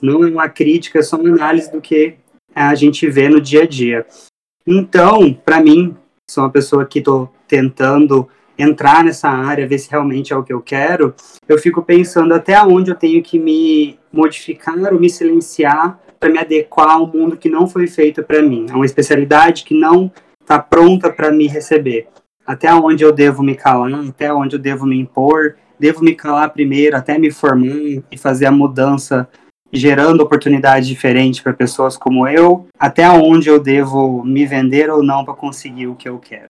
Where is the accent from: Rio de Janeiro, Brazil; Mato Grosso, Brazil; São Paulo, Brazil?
Mato Grosso, Brazil; Cuiabá; eu sou aqui de Cuiabá